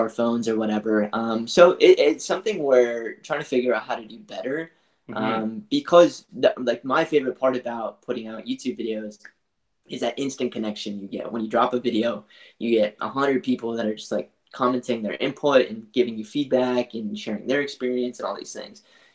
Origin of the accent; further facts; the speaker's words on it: New Brunswick, Canada; now in Vancouver, Canada; We grew up in New Brunswick, which is on the east coast of Canada, in a really small farm town there. But more recently, I've been living in Vancouver